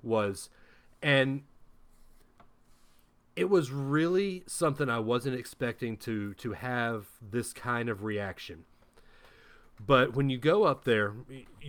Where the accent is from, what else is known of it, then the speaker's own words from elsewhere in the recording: Huntsville, Alabama, United States; Growing up in Huntsville